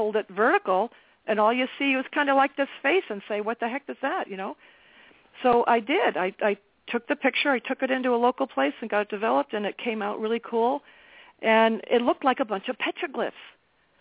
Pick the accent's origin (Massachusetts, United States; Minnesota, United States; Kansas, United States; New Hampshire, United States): New Hampshire, United States; South Sutton; now in New London, United States; I grew up in New Hampshire, in the country, in South Sutton, New Hampshire, so it's not a city.